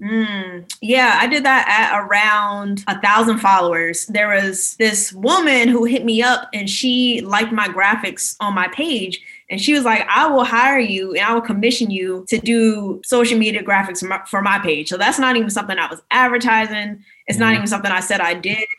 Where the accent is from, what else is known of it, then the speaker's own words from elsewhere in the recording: Maryland, United States; moved away as an adult; also born or lived in New York; now in Reston, United States; I'm from Maryland originally, but currently I'm in Florida just for quarantine and everything